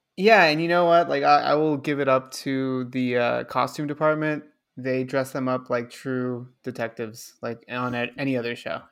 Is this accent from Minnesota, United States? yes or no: no; Los Angeles, California, United States; I'm born and raised in Los Angeles, California.